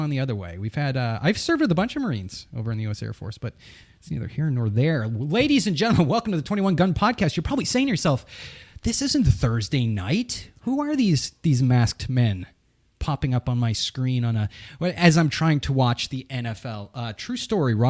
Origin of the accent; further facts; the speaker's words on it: New England, United States; I'm from New England.